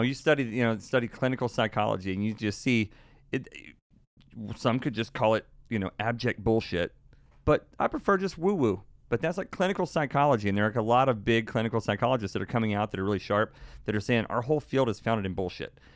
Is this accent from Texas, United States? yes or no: yes; Texas, United States